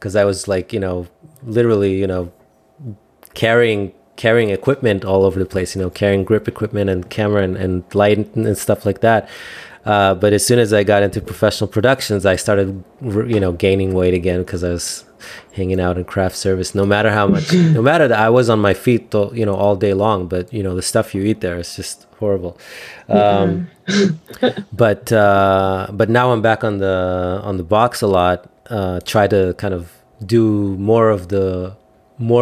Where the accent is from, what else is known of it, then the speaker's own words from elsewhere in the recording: Israel; I'm from Israel